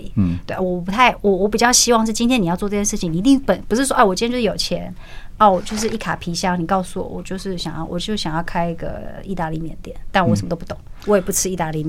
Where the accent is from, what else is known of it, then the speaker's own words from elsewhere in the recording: Taiwan; 其实我们台湾，我们从小到大也是在很好吃的食物里面长大的嘛。